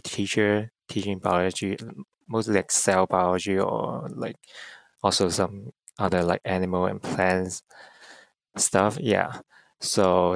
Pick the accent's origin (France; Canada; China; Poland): China; English is a second language; moved away as an adult; also born or lived in United States; I'm from China. But I was a student here in the US. So that's why my English is not really bad